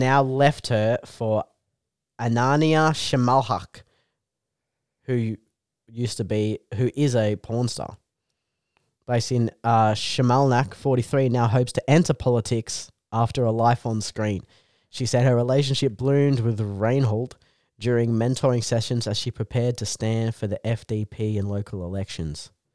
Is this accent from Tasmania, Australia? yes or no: no; Canberra, Australian Capital Territory, Australia; moved away as an adult; now in Newcastle, Australia; we're from Canberra